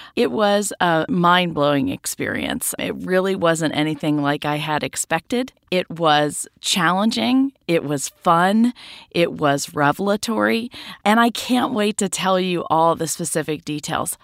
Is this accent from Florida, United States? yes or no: no; Mississippi, United States; moved away; go to Mississippi to be with my extended family